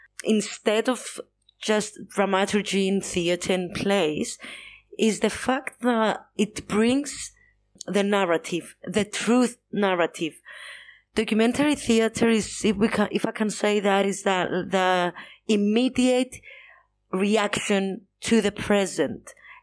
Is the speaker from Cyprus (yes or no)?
yes; Cyprus; English is a second language; As in growing up in Cyprus, so I understand this because people were saying all the different things about my own body